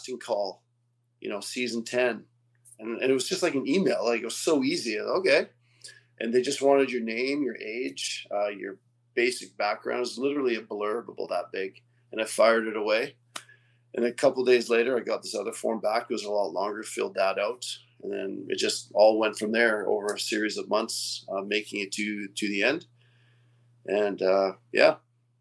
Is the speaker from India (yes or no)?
no; West Kootenays, British Columbia, Canada; also born or lived in Quebec; Well, I was born in Quebec, which is on the other side of Canada. My parents moved to British Columbia when I was really young. And we moved to a place called the West Kootenays when I was like in grade two, which isn't far from where I am now.